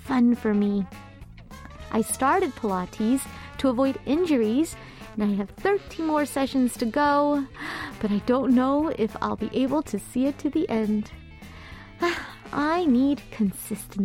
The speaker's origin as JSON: {"language": "English", "region": "California", "country": "United States", "moved": "yes", "lives_now": "South Korea", "said": "I am from California"}